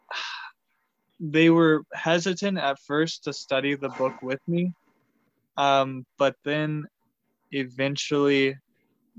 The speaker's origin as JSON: {"language": "English", "area": "Pico", "region": "Texas", "country": "United States", "tie": "born or raised there", "also_born_or_lived": "Arkansas", "moved": "as an adult", "said": "I was born and raised in Pico, Texas, which is a small town of about 1,300 people"}